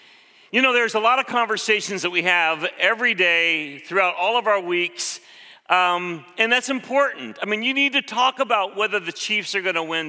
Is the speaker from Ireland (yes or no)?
no; Philippines; When I grew up in the Philippines, one of the first things I learned as a six-year-old, my mom would always say, don't drink the water.